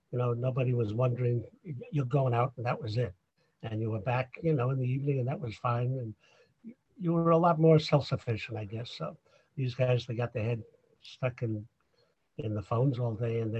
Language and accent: English; Bronx, New York, United States; now in Long Island, United States; when I moved here, I came from the Bronx